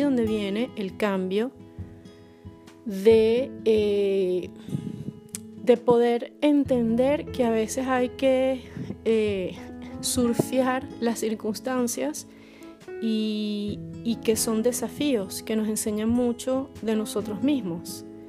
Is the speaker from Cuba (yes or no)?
no; Caracas, Capital District, Venezuela; moved away as an adult; now in Poland; soy caraqueña, pero vivo en Polonia desde hace poco más de dos años